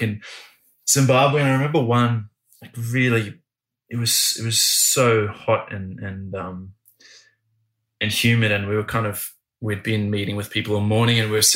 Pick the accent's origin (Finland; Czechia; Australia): Australia; as an Australian